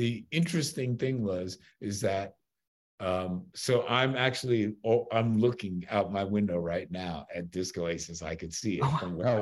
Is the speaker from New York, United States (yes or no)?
yes; New York, United States; I'm a New Yorker